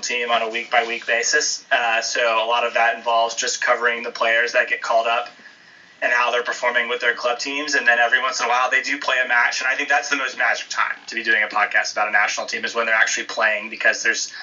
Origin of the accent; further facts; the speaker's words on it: United States; From the United States originally